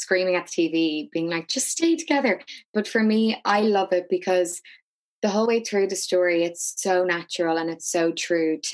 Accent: Dublin, Leinster, Ireland; And I grew up in South Dublin, and it's a very, very particular culture

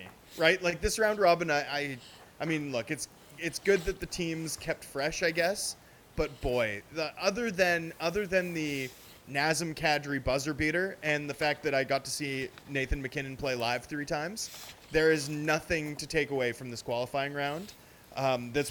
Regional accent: Vancouver, British Columbia, Canada; I'm from Vancouver

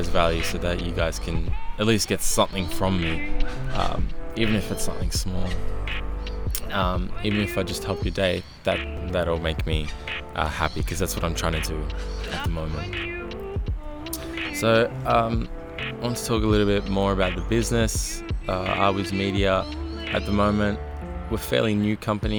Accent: Melbourne, Victoria, Australia; I'm a kid from Melbourne at the moment, Australia

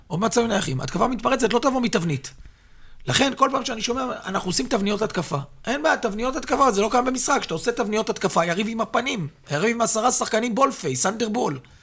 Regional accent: Petah Tikva, Central District, Israel; הפועל פתח תקווה זה קבוצת נעוריי, מקום שגדלתי בו

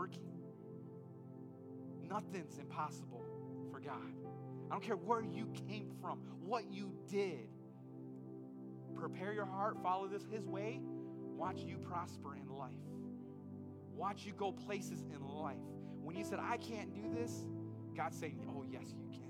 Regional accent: Holland, Michigan, United States; I grew up in Holland, Michigan.

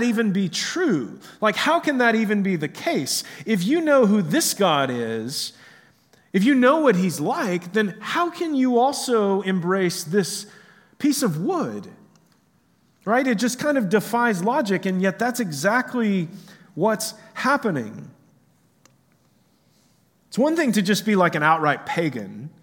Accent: United States; here in America

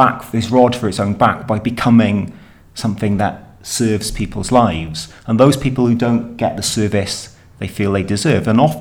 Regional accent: Wales, United Kingdom; we but it, do that in Wales a lot

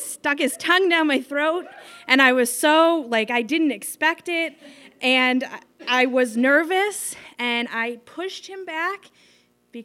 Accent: Sandwich, Massachusetts, United States; I grew up in Sandwich, so we went to Nickerson State Park

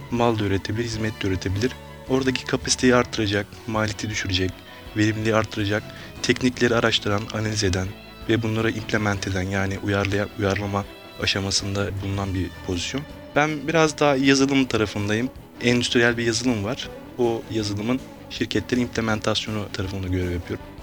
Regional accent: Afyon, Afyonkarahisar, Turkey; born there; now in Istanbul, Turkey; 1981 yılında Afyon'da doğdum ben.

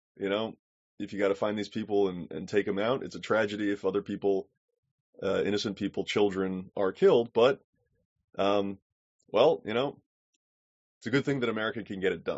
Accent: United States; also born or lived in Turkey / Pakistan; I am an American

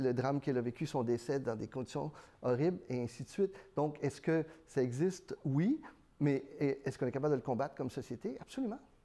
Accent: Sherbrooke, Quebec, Canada; first language Spanish; French is a second language; j'ai grandi à Sherbrooke. Je suis un petit gars de Sherbrooke

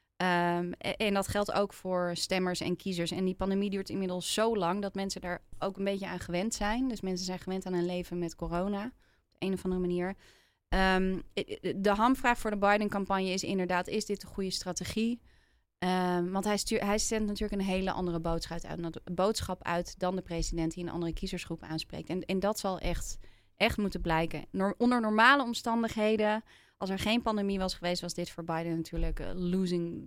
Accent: Netherlands; also born or lived in Philadelphia, United States / Los Angeles, United States; Want wij Nederlanders vinden altijd overal iets

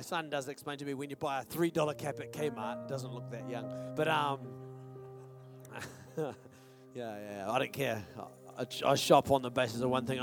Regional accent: New Zealand; I'm from New Zealand

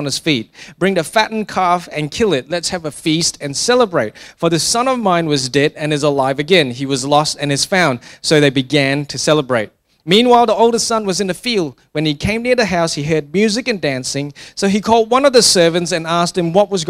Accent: Singapore; I grew up in Singapore

